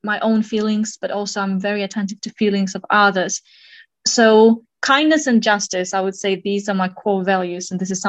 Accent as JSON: {"language": "English", "country": "Kazakhstan", "tie": "born or raised there", "said": "I was born in Kazakhstan in a small city named Jaskazgan, but my family moved quite a bit. And at different points of my life, I lived in southern, central, and northern parts of Kazakhstan"}